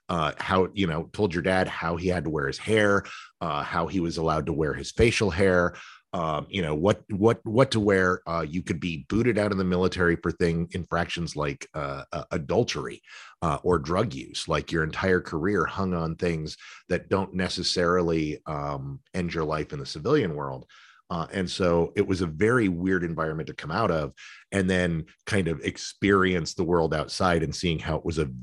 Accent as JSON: {"language": "English", "town": "San Antonio", "region": "Texas", "country": "United States", "tie": "born or raised there", "also_born_or_lived": "Michigan / New York / Arizona", "said": "I got to live in Michigan and New York and Arizona uh, and I was born here in Texas."}